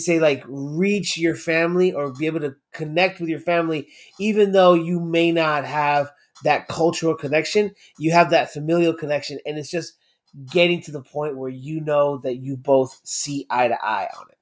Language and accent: English; United States; I'm born and raised in the States